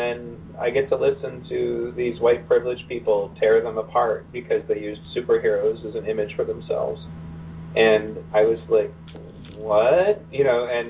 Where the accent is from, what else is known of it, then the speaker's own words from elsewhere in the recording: Pontiac, Michigan, United States; growing up in Pontiac